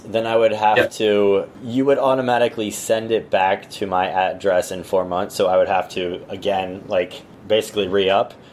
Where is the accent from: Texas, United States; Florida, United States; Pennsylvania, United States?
Texas, United States; I'm from Texas